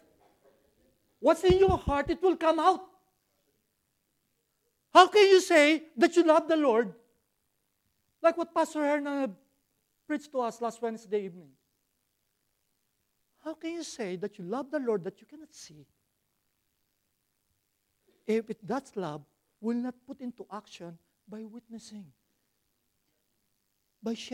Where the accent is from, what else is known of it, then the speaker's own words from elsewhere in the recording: Philippines; English is a second language; now in Australia; I'm a Filipino